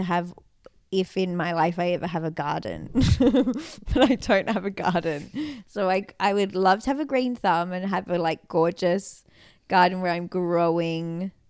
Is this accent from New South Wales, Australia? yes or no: yes; Sydney, New South Wales, Australia; now in Los Angeles, United States; But also we live in Los Angeles and mm-hmm. I'm from Sydney, Australia.